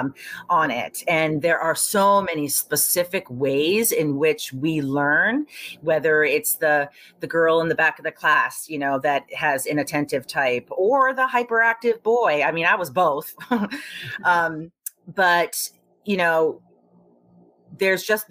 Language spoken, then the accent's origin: English; Tokyo, Japan; moved away; I grew up in Tokyo, Japan, where, and it was in the 70s